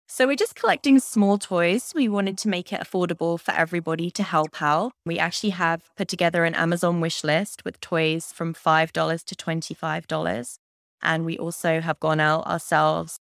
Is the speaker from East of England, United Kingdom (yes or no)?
yes; Cambridge, East of England, United Kingdom; moved away as an adult; now in Windsor, Canada; I'm from Cambridge in the U K